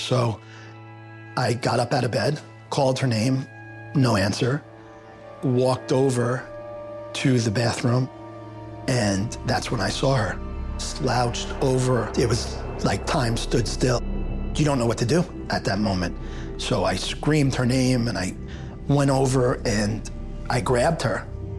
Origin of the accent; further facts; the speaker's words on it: New York, United States; moved away as an adult; now in Florida, United States; I moved down to Florida from New York in 1996 after graduating college.